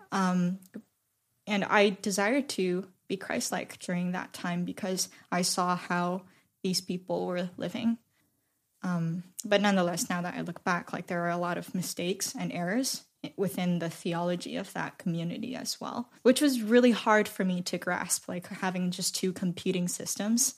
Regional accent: Shanghai, China; moved away; I was born and raised in Shanghai, technically

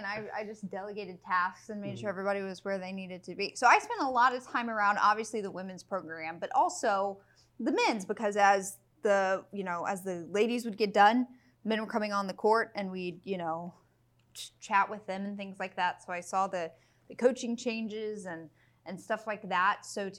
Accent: Houston, Texas, United States

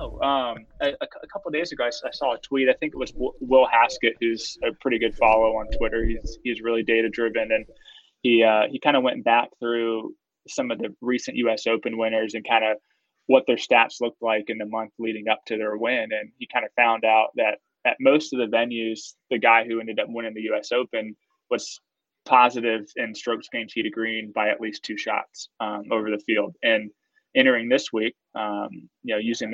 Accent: Florida, United States; I'm from Florida

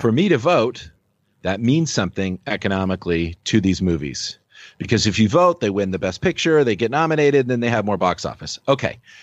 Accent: Los Angeles, California, United States; I grew up in Los Angeles in the Valley

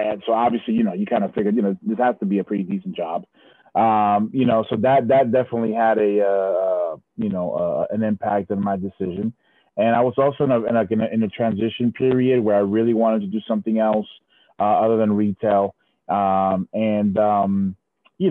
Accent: Providence, Rhode Island, United States; moved away as an adult; also born or lived in Puerto Rico / Dominican Republic / Florida; I was raised in Providence, Rhode Island.

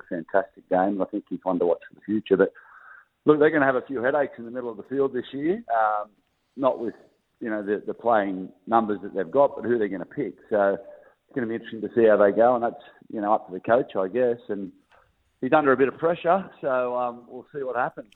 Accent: Gold Coast, Queensland, Australia; I grew up on the Gold Coast

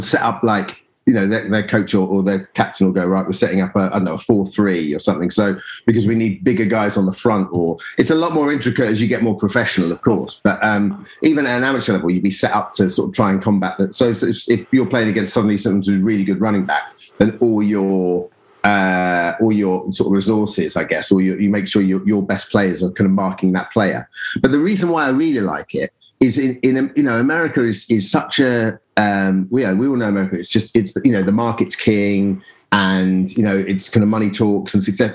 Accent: Colchester, East of England, United Kingdom; I grew up in Colchester, which is about 60 miles northeast of London

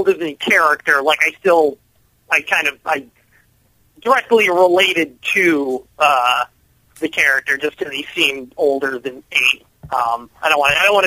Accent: a suburb of Minneapolis, Minnesota, United States; I grew up in Minnesota, in a suburb of Minneapolis

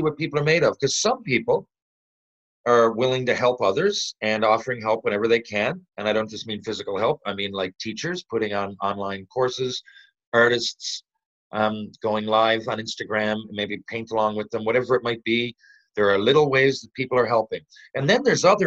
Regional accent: Canada; I'm just a Canadian

